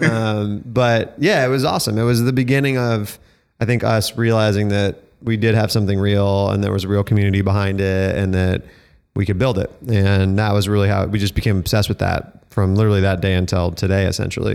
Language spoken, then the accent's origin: English; Denver, Colorado, United States; I grew up in Denver, Colorado